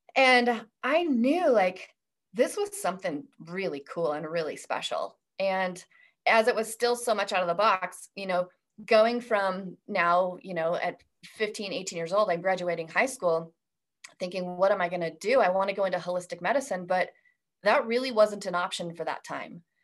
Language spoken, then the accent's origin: English; Idaho, United States; I was born and raised in Idaho